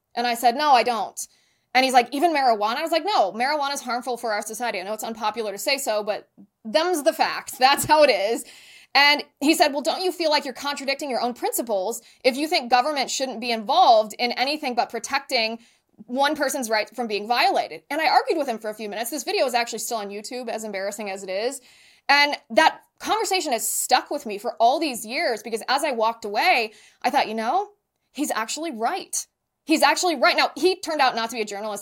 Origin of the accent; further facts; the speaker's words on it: Ohio, United States; moved away as an adult; also born or lived in San Diego; I ended up serving in local government in my hometown in Ohio